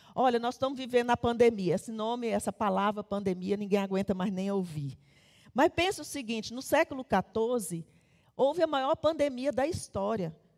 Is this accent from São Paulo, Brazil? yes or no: no; Taguatinga, Federal District, Brazil; Eu nasci em Taguatinga